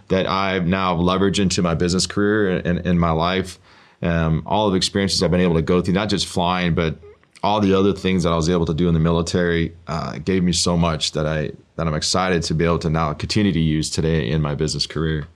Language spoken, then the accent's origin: English; Oregon, United States; I grew up in Oregon. Um, my, I lived there my entire life